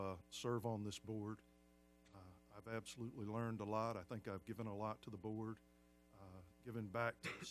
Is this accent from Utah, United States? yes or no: no; Rock Hill, South Carolina, United States; I'm from Rock Hill, South Carolina. I'm a Citadel grad, class 84. And I've lived in the state most of my adult life.